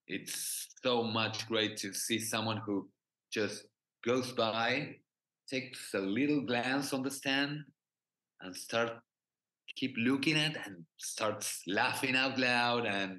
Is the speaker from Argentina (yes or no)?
yes; Argentina; English is a second language; I'm from Argentina